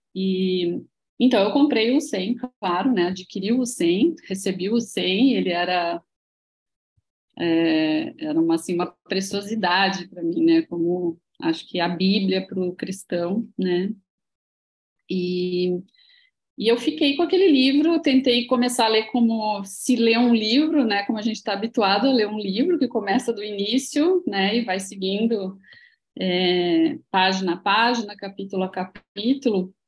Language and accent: Portuguese; Santa Maria, Rio Grande do Sul, Brazil; moved away as an adult; now in Florianópolis, Brazil; É, eu não sou daqui, eu sou gaúcha. Sou gaúcha de Santa uhum. Maria, Rio Grande do Sul